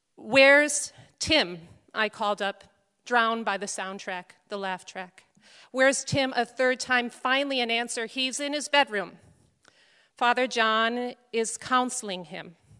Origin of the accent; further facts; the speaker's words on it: Chicago, Illinois, United States; moved away; also born or lived in Scranton, Pennsylvania; raised Catholic like I was and attended Immaculate Conception Parish on the northwest side of Chicago